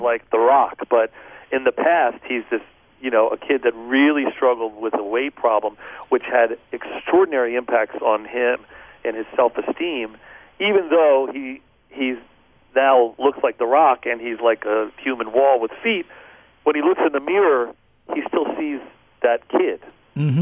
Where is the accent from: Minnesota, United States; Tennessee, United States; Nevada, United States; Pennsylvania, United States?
Pennsylvania, United States; Philadelphia; moved away; I grew up in outside of Philadelphia until I was about eight years old. Our house burned down. My parents got divorced, and we moved into the inner city in Philly